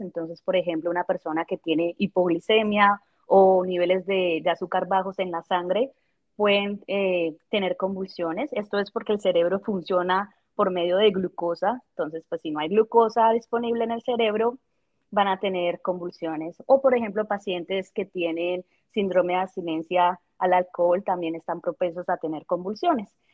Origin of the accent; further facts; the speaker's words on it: Colombia; moved away as an adult; also born or lived in Bogotá; now in Kansas, United States; yo soy de Colombia